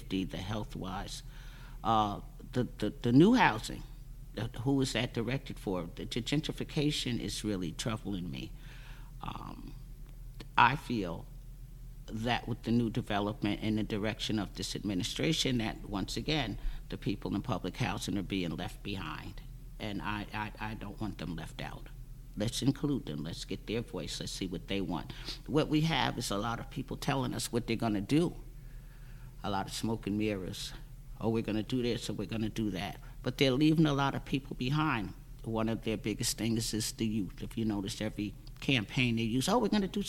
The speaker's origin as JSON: {"language": "English", "town": "Peekskill", "region": "New York", "country": "United States", "tie": "born or raised there", "also_born_or_lived": "Austin", "said": "I was raised in Austin, but mainly here in Peekskill because my nieces and nephews were closer to my age"}